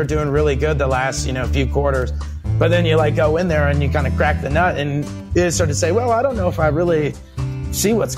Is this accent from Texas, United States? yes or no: yes; Miami, Texas, United States; now in Lubbock, United States; I grew up in Miami, Texas.